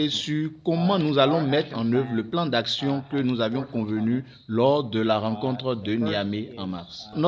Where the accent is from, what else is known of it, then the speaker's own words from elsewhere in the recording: Benin; nous sommes tous des Béninois